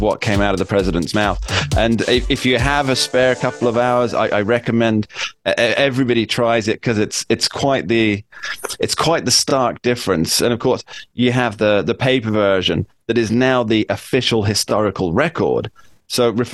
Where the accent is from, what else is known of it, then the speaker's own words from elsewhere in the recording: United Kingdom; I'm from the UK